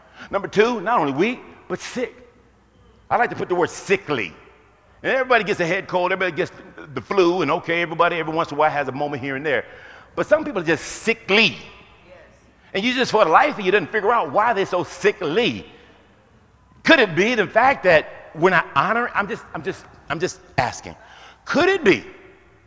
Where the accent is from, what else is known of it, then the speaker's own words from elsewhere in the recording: Houston, Texas, United States; I grew up in Houston, Texas